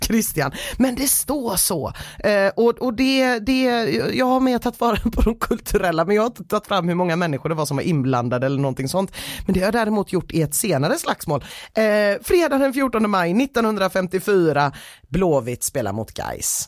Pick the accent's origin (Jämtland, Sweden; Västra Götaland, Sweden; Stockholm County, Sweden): Västra Götaland, Sweden; Gothenburg; mitt göteborgska hjärta